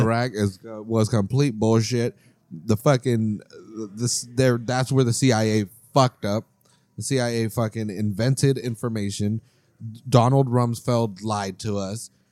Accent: United States

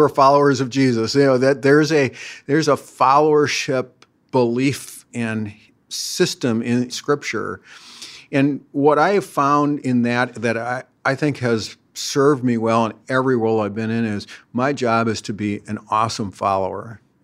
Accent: Minneapolis–Saint Paul, Minnesota, United States; I grew up right here in the Twin Cities

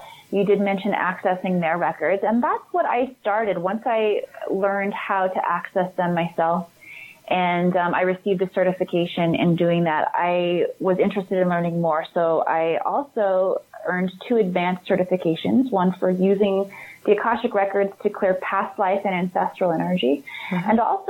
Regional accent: Midwest, United States; moved away as an adult; also born or lived in Hollywood; I grew up in the Midwest. I hightailed it to Hollywood when I was 19. I quit college.

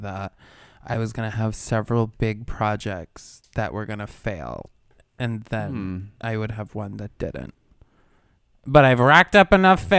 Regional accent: New York, United States; I grew up in the state of New York.

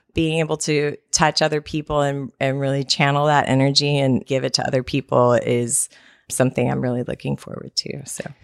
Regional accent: Texas, United States; I am a Texan

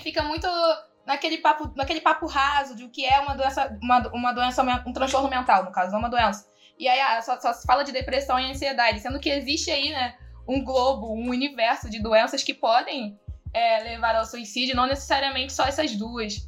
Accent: Rio de Janeiro, Brazil; sou do Rio das Pedras, sabe? Aquele lugar onde tinha um castelo

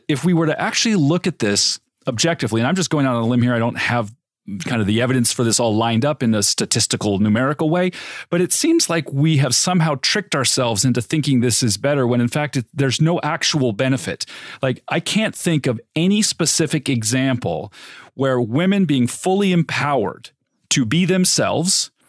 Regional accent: Riverside, California, United States; I grew up in Riverside, California

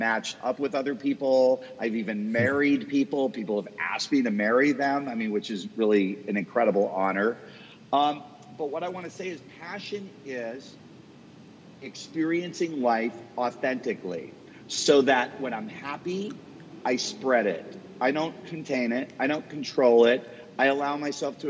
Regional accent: Boston, Massachusetts, United States; now in Dallas, United States; Boston, where I'm from. So that's my hometown. I live in Dallas now

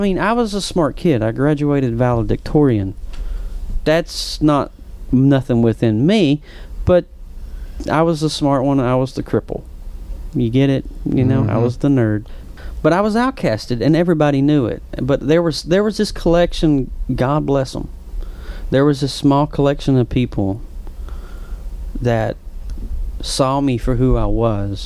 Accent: Whitesburg, Kentucky, United States; accent: Appalachian; mom was a homemaker, dad was a coal miner, 30 some years in the coal mines, right in the foothills of the Appalachians, right in good old Whitesburg, Kentucky

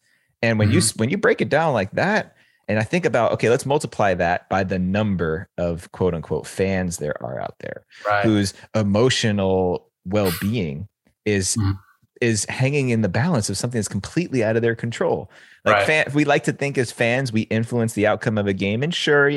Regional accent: United States; I grew up right outside New York City and very close

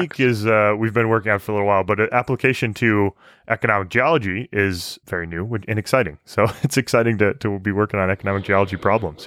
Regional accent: Michigan, United States; moved away; also born or lived in Alberta; growing up in Michigan

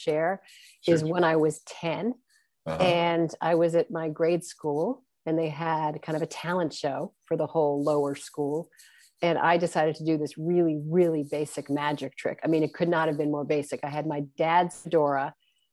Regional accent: New York City, New York, United States; I actually grew up in Manhattan.

